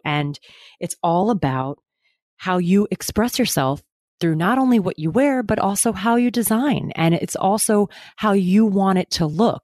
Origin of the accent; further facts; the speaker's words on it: Westport, Connecticut, United States; moved away as an adult; now in New York, United States; My family is from my hometown in Westport